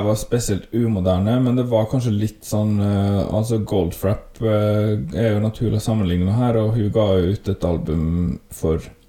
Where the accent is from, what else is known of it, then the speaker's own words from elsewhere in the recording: Volda, Møre og Romsdal, Norway; vi som er herfra